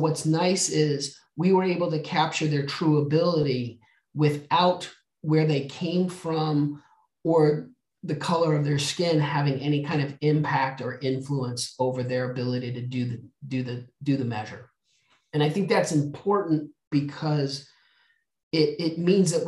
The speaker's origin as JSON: {"language": "English", "region": "New Mexico", "country": "United States", "tie": "born or raised there", "said": "I grew up in the desert of New Mexico."}